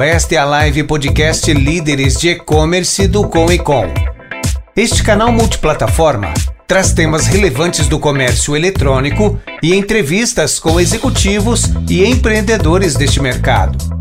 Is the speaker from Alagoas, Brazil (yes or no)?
yes; Arapiraca, Alagoas, Brazil; moved away as an adult; also born or lived in Maceió; eu sou nordestino, com quase 40 anos, é, nasci numa cidade no interior de Alagoas chamada Arapiraca.